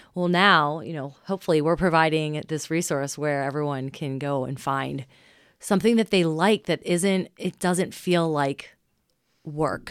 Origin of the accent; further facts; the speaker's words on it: Cincinnati, Ohio, United States; Cincinnati. I mean, we're just a very conservative town